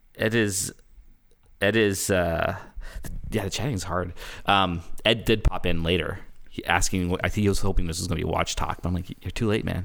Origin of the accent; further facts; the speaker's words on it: Canada; I'm Canadian. It's my nature to apologize.